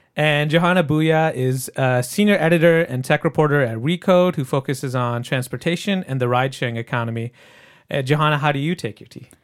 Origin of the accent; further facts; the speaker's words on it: Michigan, United States; I grew up in Michigan